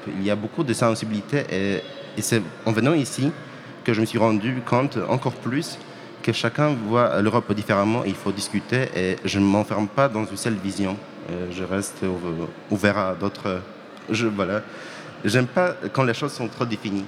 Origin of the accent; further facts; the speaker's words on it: Poland; French is a second language; moved away as an adult; now in Poitiers, France; je viens de Pologne